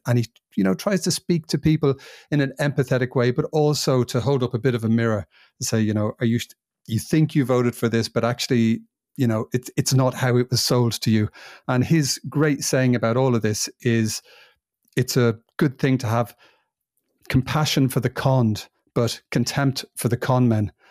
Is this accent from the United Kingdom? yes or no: yes; England, United Kingdom; moved away as an adult; also born or lived in Ireland; now in Spain; It's a place that I've lived for the most of my life. 27 years I spent over there